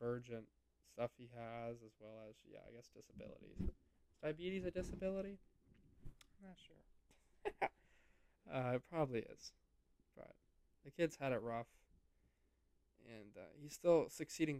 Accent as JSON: {"language": "English", "region": "Ohio", "country": "United States", "tie": "born or raised there", "also_born_or_lived": "Miami", "moved": "as an adult", "said": "how I grew up in Ohio"}